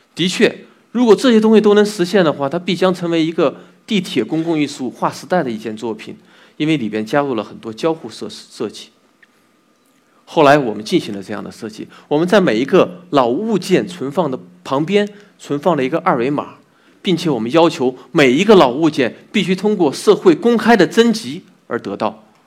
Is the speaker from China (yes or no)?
yes; Xinyang, Henan, China; moved away as an adult; now in Beijing, China; 我出生在一个河南的信阳，一个小城 我对那里的一个认识是从小就有的。那里三心水秀， 那里有非常好吃的小吃， 那里人和善一直都被称为一个宜居的城市。在零六年我来到了北京